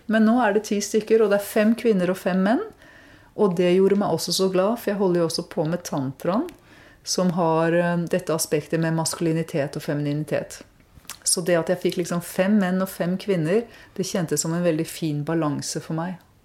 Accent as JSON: {"language": "Norwegian", "country": "Norway", "tie": "born or raised there", "said": "jeg vokste opp i Norge"}